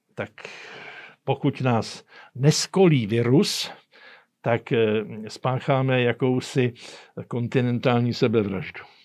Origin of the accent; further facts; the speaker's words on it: Czechia; U nás v Čechách